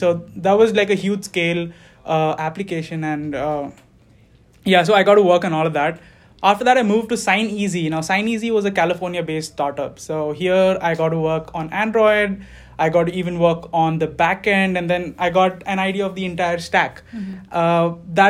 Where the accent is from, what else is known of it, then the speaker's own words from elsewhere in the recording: India; moved away; I came here fall 2018. And yeah, practically I grew up in India. I moved around within the country.